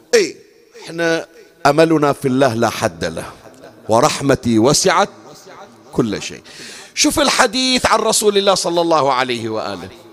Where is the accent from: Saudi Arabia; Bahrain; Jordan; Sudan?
Bahrain; من العادات اللي كانت عندنا بالبحرين